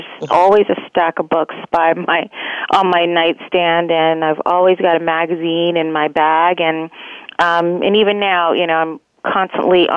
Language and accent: English; East Orange, New Jersey, United States; also born or lived in Fort Deposit, Alabama / Scotch Plains, New Jersey; I grew up in New Jersey, in East Orange, New Jersey.